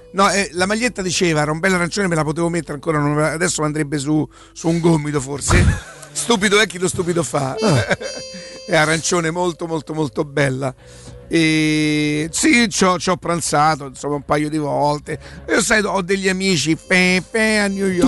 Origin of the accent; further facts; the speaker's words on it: Rome, Lazio, Italy; sono di Roma